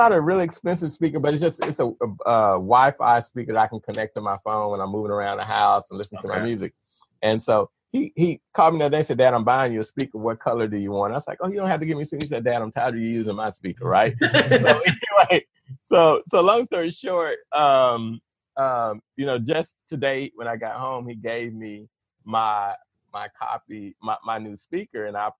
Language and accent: English; the South, United States; But I'm from the South, so I like quartet gospel, you know, like old school gospel.